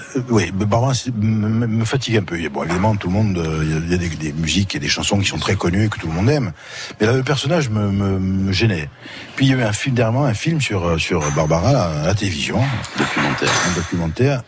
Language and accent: French; Ajaccio, Corsica, France; also born or lived in Bastia / Borgo; je suis d'Ajaccio.